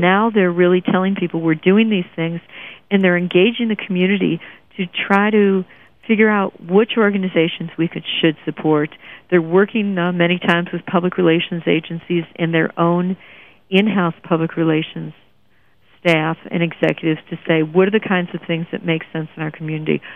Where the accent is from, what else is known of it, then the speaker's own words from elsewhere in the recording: Detroit, Michigan, United States; I grew up in Detroit